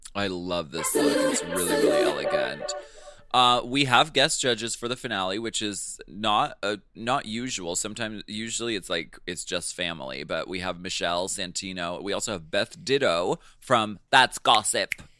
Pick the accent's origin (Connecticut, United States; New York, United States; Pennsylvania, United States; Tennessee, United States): Pennsylvania, United States; Erie; I'm from Erie, Pennsylvania.